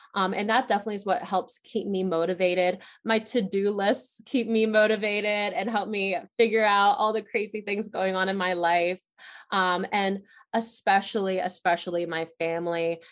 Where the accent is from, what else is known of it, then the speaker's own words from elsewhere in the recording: Chester County, Pennsylvania, United States; in Chester County, in my hometown.